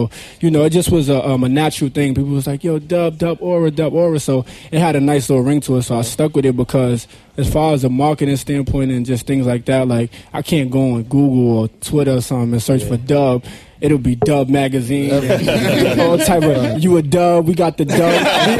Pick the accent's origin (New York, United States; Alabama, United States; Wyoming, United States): New York, United States; Harlem; yeah, you had to go there because I'm from Harlem.